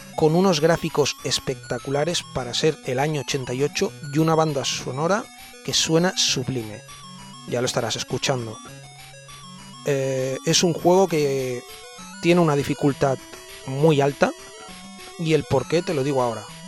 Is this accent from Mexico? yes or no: no; Spain; los españoles